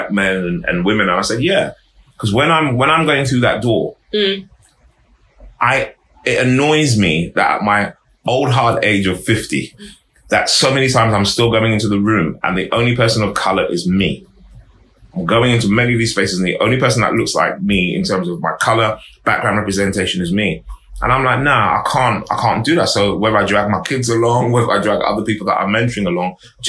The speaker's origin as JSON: {"language": "English", "region": "London", "country": "United Kingdom", "tie": "born or raised there", "also_born_or_lived": "Harrow", "said": "I grew up in Harlesden, I was quite young"}